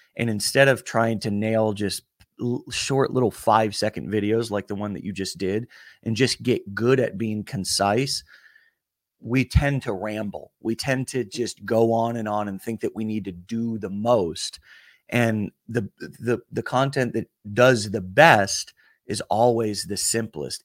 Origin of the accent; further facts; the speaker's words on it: the South, United States; also born or lived in Alabama; I'm from the South